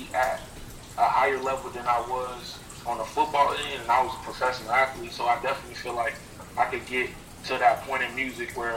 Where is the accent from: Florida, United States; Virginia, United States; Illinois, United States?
Florida, United States; Lakeland; also born or lived in Tarpon Springs, Florida / Tampa, Florida; I was born in Tarpon Springs, but I was raised in between Tampa and Lakeland